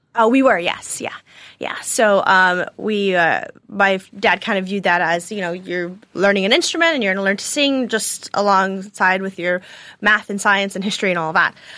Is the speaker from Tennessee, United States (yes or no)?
yes; Nashville, Tennessee, United States; also born or lived in Chicago, Illinois / Mayo, Ireland (ancestry); we moved to Nashville, Tennessee, and, um, we've lived there for the last eighteen or nineteen years.